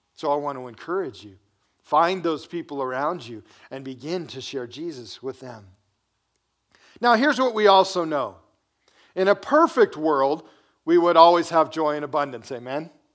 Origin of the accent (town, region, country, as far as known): United States